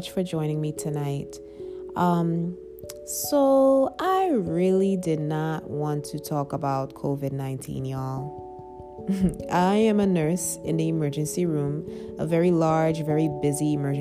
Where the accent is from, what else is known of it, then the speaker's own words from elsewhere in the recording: Trinidad & Tobago; growing up in Trinidad, when I was young, I was about 4 years old.